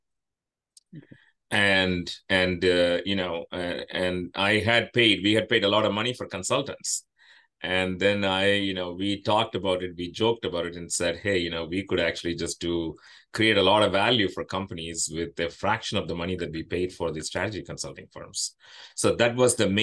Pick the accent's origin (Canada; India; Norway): India; moved away as an adult; now in United States; I grew up in India